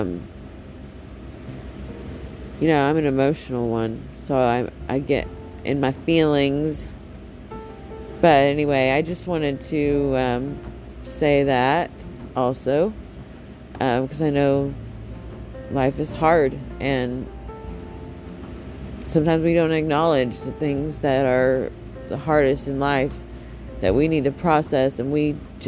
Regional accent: United States; my home country, my United States of America

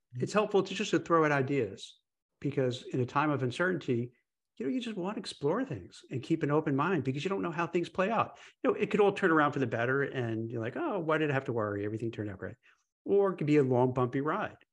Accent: New York City, New York, United States; growing up in New York City

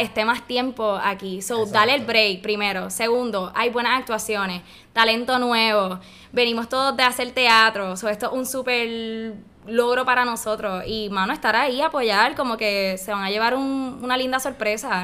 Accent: Barranquitas, Puerto Rico; yo vengo de Barranquita, orgullosamente del campo, de escuela pública

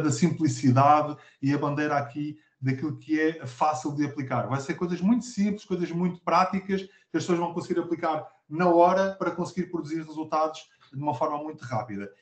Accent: Abrantes, Centro, Portugal; sou natural de Abrantes

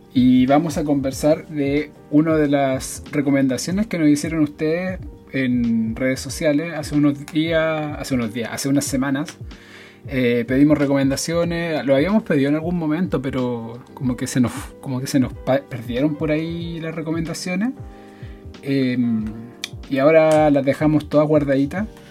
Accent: Santiago, Santiago Metropolitan Region, Chile; soy de Recoleta, evidentemente. Eh, vivo muy cerca de los cementerios

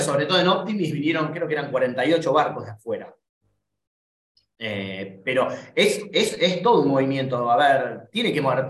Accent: Argentina; seguimos siendo argentinos

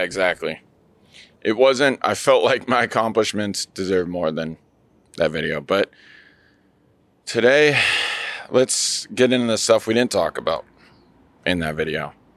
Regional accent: Seattle, Washington, United States; I'm from Seattle, Washington

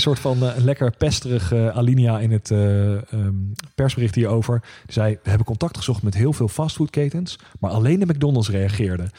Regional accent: The Hague, South Holland, Netherlands; accent: Haags; mijn eh, native Haagse

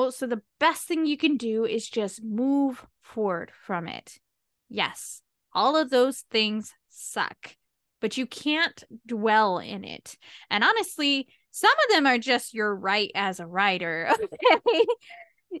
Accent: United States; I'm American. We don't use fancy smancy words.

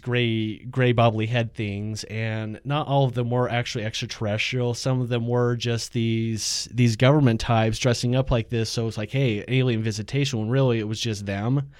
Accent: Utah, United States; also born or lived in Ohio; So from there, it's like, came out to Utah and lived with this family

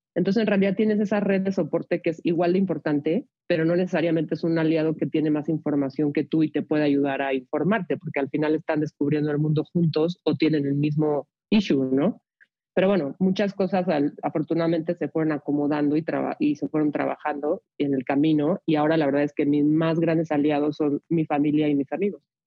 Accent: Mexico City, Mexico; yo nací y crecí en la Ciudad de México

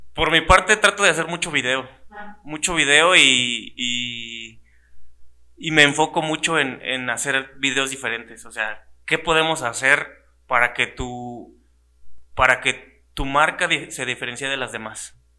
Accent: Celaya, Guanajuato, Mexico; Yo soy de Celaya y de todo corazón

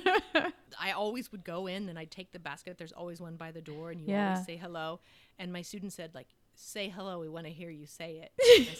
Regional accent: Ohio, United States; I wasn't from California. Then I was from Ohio.

